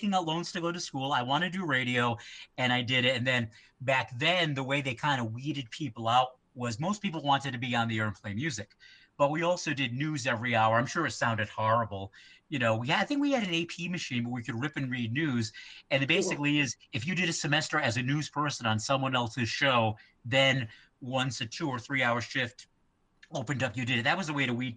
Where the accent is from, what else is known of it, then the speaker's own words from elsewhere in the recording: Westport, Massachusetts, United States; moved away; also born or lived in Fall River, Massachusetts; the town that I'm from is Westport, Mass. It's in between Fall River and New Bedford.